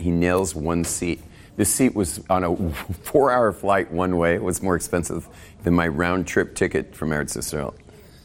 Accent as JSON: {"language": "English", "town": "Malibu", "region": "California", "country": "United States", "tie": "born or raised there", "also_born_or_lived": "West LA", "said": "growing up in Malibu"}